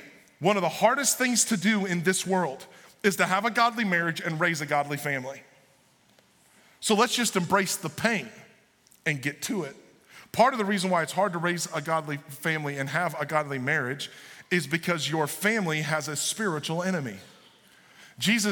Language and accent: English; Illinois, United States; I'm from the Republican part of Illinois.